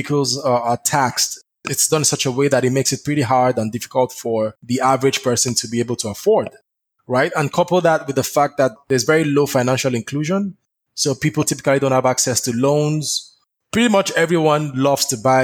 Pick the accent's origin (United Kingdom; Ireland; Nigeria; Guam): Nigeria; Southwest Nigeria; moved away as an adult; I'm from Nigeria, you know, I'm from Southwest Nigeria